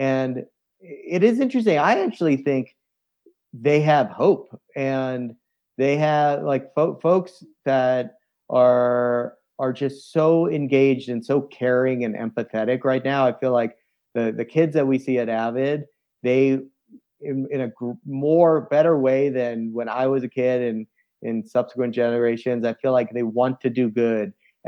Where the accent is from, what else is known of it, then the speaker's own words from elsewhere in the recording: East Coast, United States; as I reflect on my life of growing up in the East Coast and playing soccer and lacrosse and then moving into adventure sports